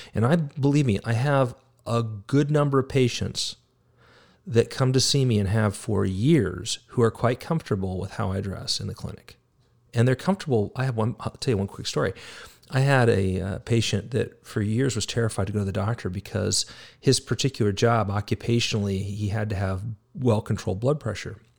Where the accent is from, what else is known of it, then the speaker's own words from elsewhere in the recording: United States; We are Americans